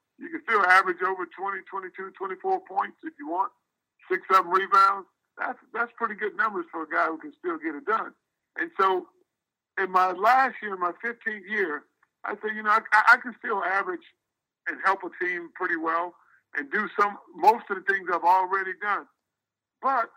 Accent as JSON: {"language": "English", "town": "Houston", "region": "Texas", "country": "United States", "tie": "born or raised there", "said": "I grew up in Houston"}